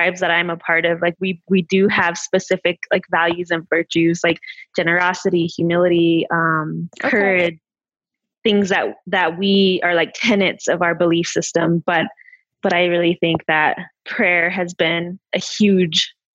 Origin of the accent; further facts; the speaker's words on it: Northern Cheyenne Indian Reservation, Montana, United States; raised on the Northern Cheyenne Indian Reservation in Montana